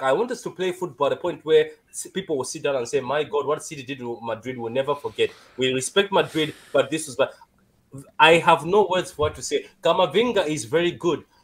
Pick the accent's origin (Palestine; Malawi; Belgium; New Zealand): Malawi; English is a second language; am from Malawi